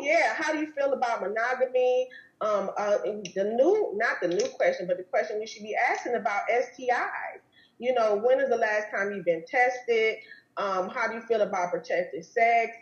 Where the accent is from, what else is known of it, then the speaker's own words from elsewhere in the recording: Wisconsin, United States; now in Arizona, United States; I'm, from Wisconsin